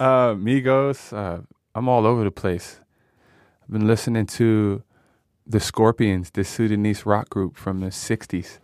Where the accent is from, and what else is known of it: United States; born or raised there